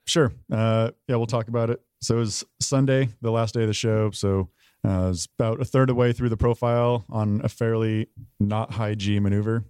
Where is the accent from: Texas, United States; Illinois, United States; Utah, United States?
Utah, United States; Price; moved away as an adult; also born or lived in Tucson, Arizona / Oklahoma / Korea / Shaw; I'm from Utah, a small town called Price